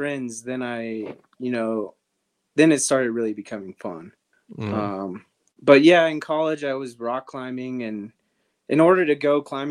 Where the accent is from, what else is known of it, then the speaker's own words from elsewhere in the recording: Los Alamos, New Mexico, United States; growing up in New Mexico in Los Alamos, there's not a lot